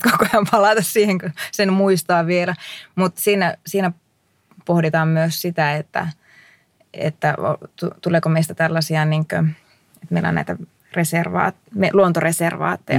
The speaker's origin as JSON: {"language": "Finnish", "town": "Kuivaniemi", "region": "North Ostrobothnia", "country": "Finland", "tie": "born or raised there", "said": "silloin kun mä olin lapsi Kuivaniemellä"}